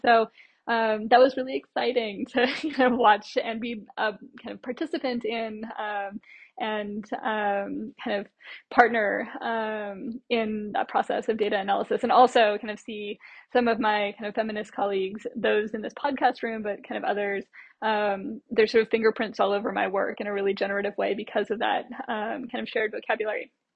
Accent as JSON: {"language": "English", "country": "United States", "also_born_or_lived": "Latin America", "moved": "as an adult", "lives_now": "Australia", "said": "as an American or sort of US based uh, kind of academic moving first to Latin America and then to Australia"}